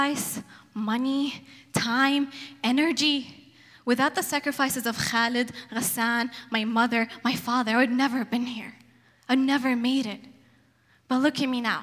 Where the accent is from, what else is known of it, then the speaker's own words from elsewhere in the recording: Yemen; now in Portland, United States; I come from Yemen, Middle East, very male-dominant society.